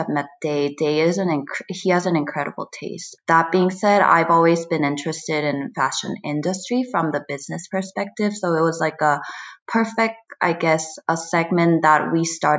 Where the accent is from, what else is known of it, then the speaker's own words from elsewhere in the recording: Seoul, South Korea; also born or lived in Brooklyn, United States; now in United States; As Korean or born in Seoul and grew up in Seoul, we feel very attached and just proud of our own culture. But at the same time, like, we are also American